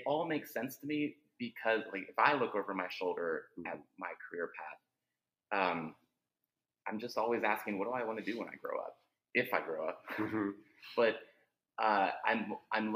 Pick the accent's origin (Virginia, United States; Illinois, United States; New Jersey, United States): Virginia, United States; Northern; I grew up in Northern Virginia, where we understand traffic